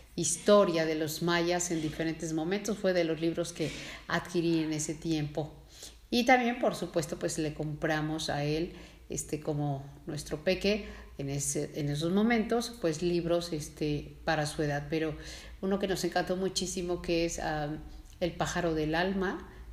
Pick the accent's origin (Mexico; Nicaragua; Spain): Mexico; nosotros como mexicanos